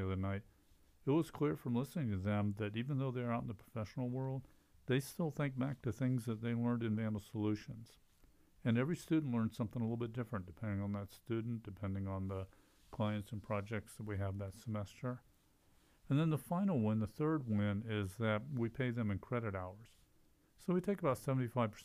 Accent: Columbus, Ohio, United States; moved away as an adult; also born or lived in Texas / Idaho; now in Moscow, Idaho, United States; I grew up in Columbus, and my father was a faculty member of the Department of Accounting at Ohio State

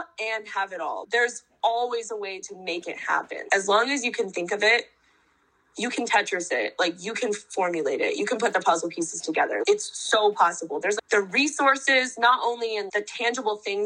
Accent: North Dakota, United States; also born or lived in Philadelphia, Pennsylvania; now in New York, United States; I grew up in North Dakota, which is literally the exact opposite of this

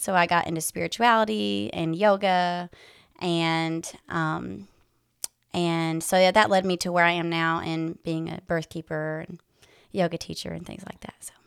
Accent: West Tennessee, United States; moved away as an adult; now in Knoxville, United States; I am originally from West Tennessee. I grew up there and moved to East Tennessee about six years ago.

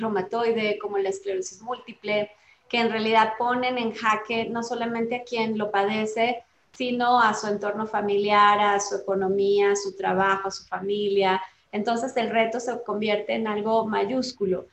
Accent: Colombia; now in Mexico; soy colombiana de nacimiento

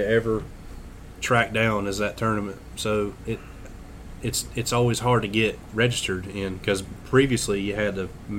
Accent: South Carolina, United States; I'm from South Carolina.

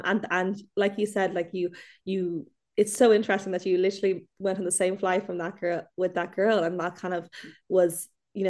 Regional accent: Ireland; there is something so special about being Irish abroad because there's a sense of like you look out for one another.

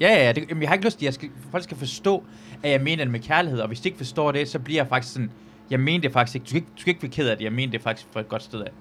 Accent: Løgstør, North Denmark Region, Denmark; jeg er fra Luxstør

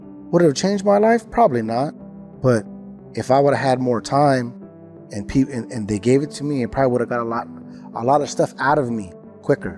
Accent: California, United States; I'm from California

